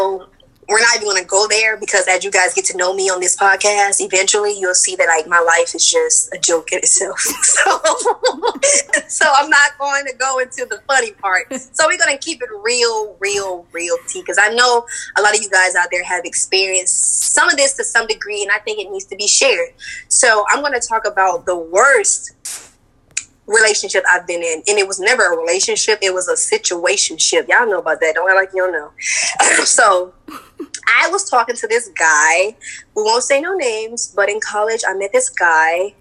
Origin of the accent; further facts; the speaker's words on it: Orlando, Florida, United States; I'm from Orlando, Florida